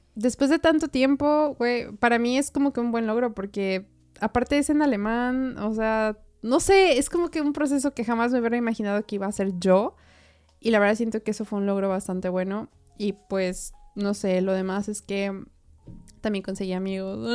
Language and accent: Spanish; Puebla, Mexico; moved away as an adult; now in Austria; yo vengo de Puebla, ¿no? Que es una ciudad.